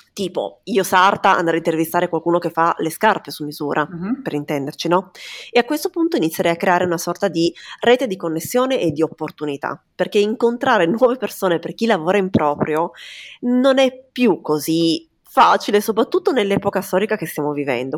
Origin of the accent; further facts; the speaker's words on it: Turin, Piedmont, Italy; io sono di Torino